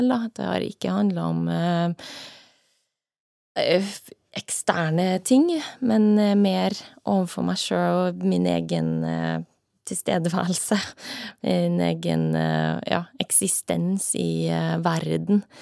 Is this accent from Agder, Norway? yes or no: no; Trondheim, Trøndelag, Norway; moved away; also born or lived in United States; Ja, jeg er oppvokst i Trondheim, eh, men flytta derfra ganske tidlig. Jeg eh, har bodd mye i utlandet, bodd mesteparten av tida i USA.